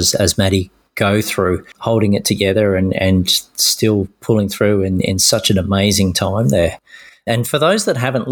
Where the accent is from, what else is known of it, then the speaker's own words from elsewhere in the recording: Australia; speaking as an Australian park runner